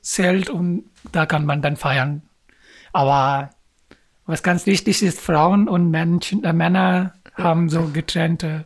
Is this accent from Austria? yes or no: no; Pakistan; German is a second language; now in Germany; ich bin aus Pakistan